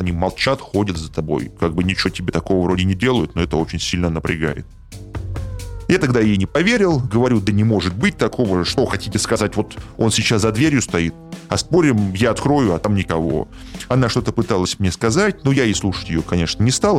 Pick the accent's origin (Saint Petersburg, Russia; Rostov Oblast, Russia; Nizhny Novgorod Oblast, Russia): Saint Petersburg, Russia; В моём родном городе Петербурге